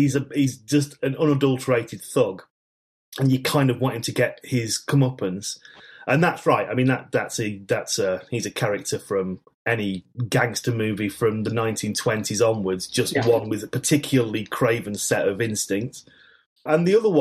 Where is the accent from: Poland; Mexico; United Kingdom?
United Kingdom; Manchester, North West England; grew up in Manchester in the 1970s